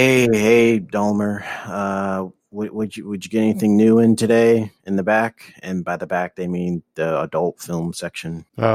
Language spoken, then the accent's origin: English; Los Angeles, California, United States; Yeah, I grew up here in Los Feliz. Went to high school here, college, at the community college. Haven't really left.